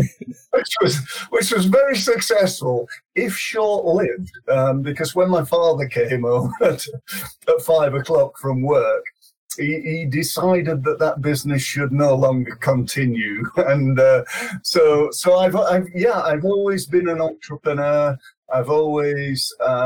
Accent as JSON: {"language": "English", "town": "Sheffield", "region": "Yorkshire and the Humber", "country": "United Kingdom", "tie": "born or raised there", "said": "I come from Sheffield originally, and being a young boy in Sheffield, we did okay."}